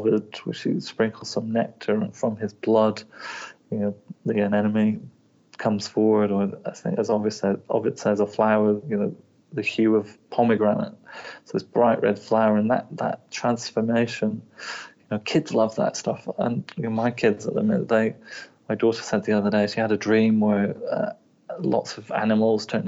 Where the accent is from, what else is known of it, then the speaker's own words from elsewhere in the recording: England, United Kingdom; now in Wellington, New Zealand; I'm from England